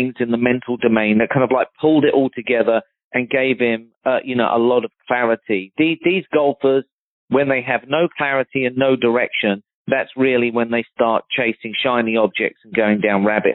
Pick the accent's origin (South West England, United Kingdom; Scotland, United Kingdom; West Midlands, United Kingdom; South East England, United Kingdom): South East England, United Kingdom; Surrey; moved away; I grew up one county away from Justin. He's from Hampshire, and I'm from Surrey, back in London